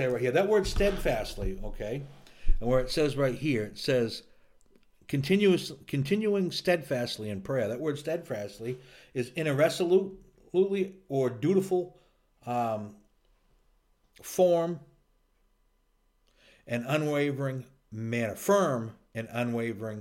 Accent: United States; we're from America

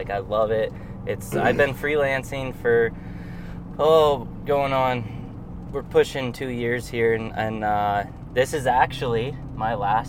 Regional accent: Deer Lodge, Montana, United States; I grew up elk hunting in Montana. I grew up in a small town in the mountains in Montana.

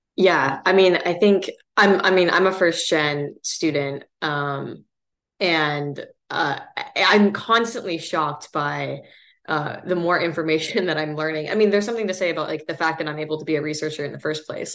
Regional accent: Seattle, Washington, United States; moved away as an adult; I grew up really lucky kind of coming, you know, from Seattle

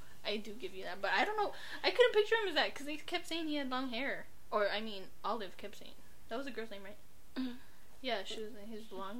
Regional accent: London, United Kingdom; born there; I don't care. I was born in London, but all the slang I know.

